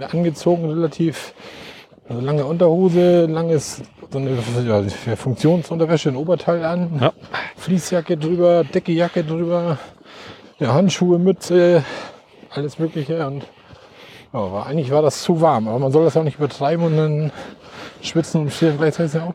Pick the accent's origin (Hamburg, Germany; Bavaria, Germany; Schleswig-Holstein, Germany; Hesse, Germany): Schleswig-Holstein, Germany; So viel Schnee sieht man ja als Schleswig-Holsteiner ne? so schnell nicht wieder